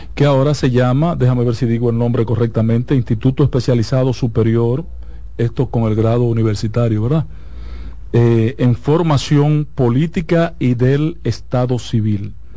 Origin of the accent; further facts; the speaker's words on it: Santiago, Dominican Republic; yo soy un aldeano de Santiago y poco ilustrado.